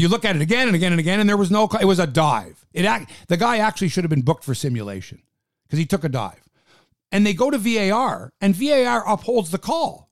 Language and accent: English; Canada; we're Canadian